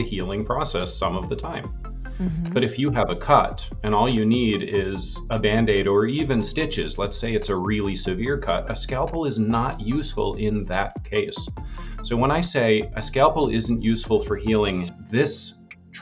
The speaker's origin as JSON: {"language": "English", "region": "Vermont", "country": "United States", "tie": "born or raised there", "moved": "yes", "lives_now": "California, United States", "said": "my parents still live in the house that they bought the week after I was born in Vermont"}